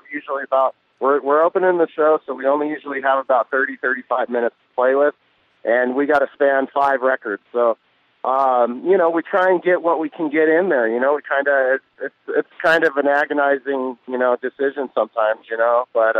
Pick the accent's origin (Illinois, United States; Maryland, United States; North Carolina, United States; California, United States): California, United States; Southern; we're all from Southern California